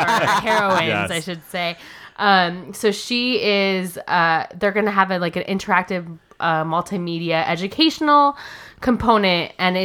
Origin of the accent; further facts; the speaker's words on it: Bonita, California, United States; So I grew up in Bonita. And Bonita is something that I don't think people know of because it's on the outskirts of Chula Vista.